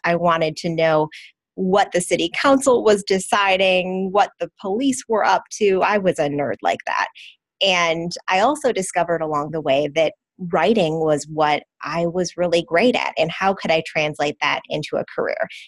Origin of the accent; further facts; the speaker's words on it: Wisconsin, United States; Wisconsin, my home state